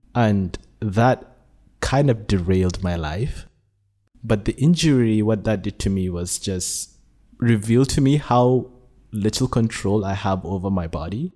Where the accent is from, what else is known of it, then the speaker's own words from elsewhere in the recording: Nigeria; now in Malaysia; I was born in Nigeria, but have been living in Malaysia for the past sixteen years